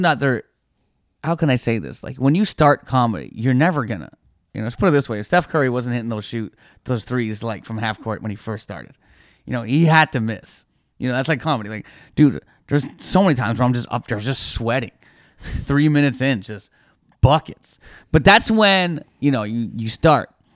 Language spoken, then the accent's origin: English; Toronto, Ontario, Canada; I was born and raised in Toronto